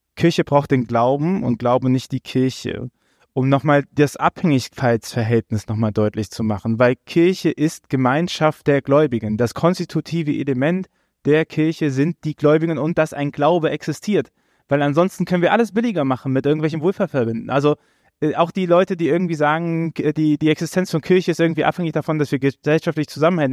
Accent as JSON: {"language": "German", "region": "Rhineland", "country": "Germany", "said": "ich bin halt Rheinländer."}